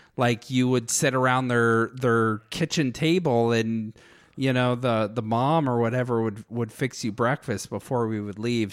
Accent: United States; I was American

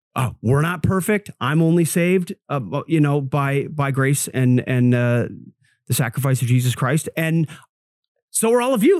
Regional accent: Minnesota, United States; moved away; born and raised in Minnesota, grew up in Baptist church.

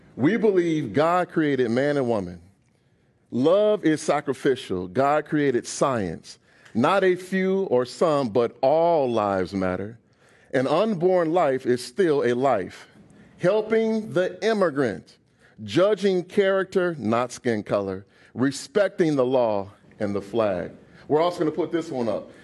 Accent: United States; I'm an American.

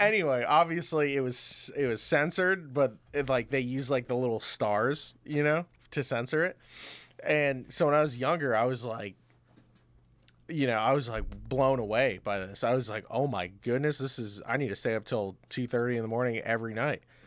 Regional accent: Orlando, Florida, United States; I was born in Orlando, Florida.

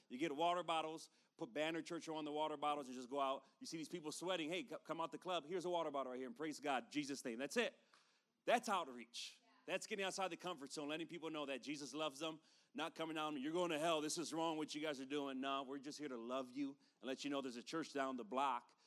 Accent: Chicago, Illinois, United States; now in East Valley, Phoenix area, United States; we come from Chicago, I was born and raised there.

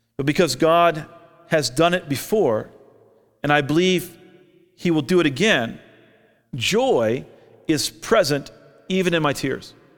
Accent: Orlando, Florida, United States; now in Albuquerque, United States; I grew up in Orlando.

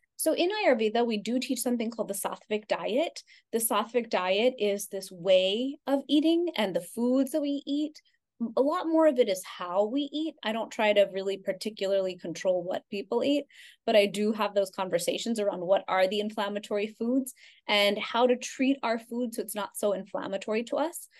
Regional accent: Houston, Texas, United States; I grew up in Houston, Texas, but I also grew up going to India every summer of my life.

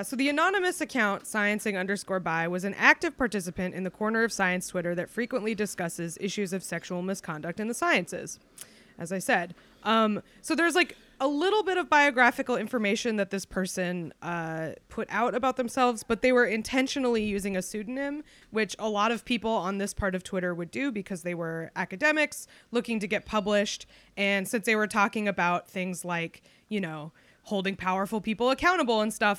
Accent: Alabama, United States; I'm a Hopi Indian. I'm born and raised in Alabama.

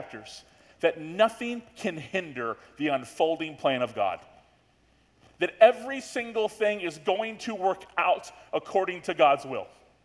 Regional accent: Florida, United States; we're from Florida.

